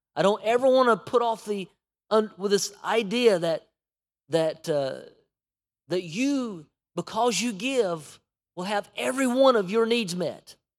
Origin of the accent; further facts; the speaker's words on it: United States; we as an American church